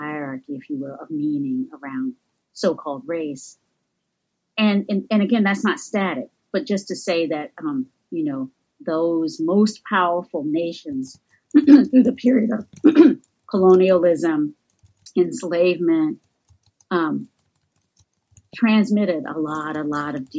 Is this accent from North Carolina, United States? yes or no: yes; North Carolina, United States; accent: southern; moved away; the area where I was born and raised in North Carolina